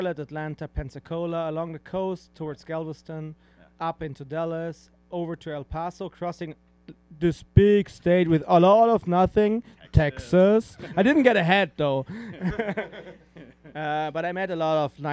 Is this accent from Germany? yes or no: yes; Germany; I grew up in Germany. I was born and raised in Germany.